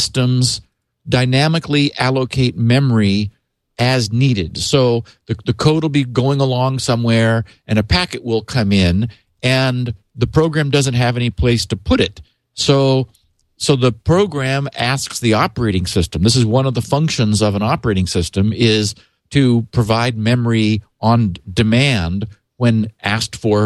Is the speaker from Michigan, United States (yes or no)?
no; Northern California, United States; I grew up in Northern California